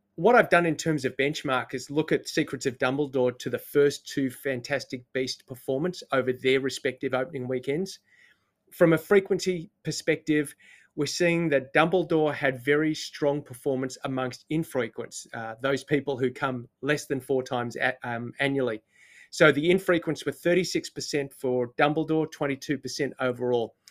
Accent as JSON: {"language": "English", "country": "Australia", "moved": "yes", "lives_now": "New Zealand", "said": "I just live here. I'm not one of the people. I'm Australian"}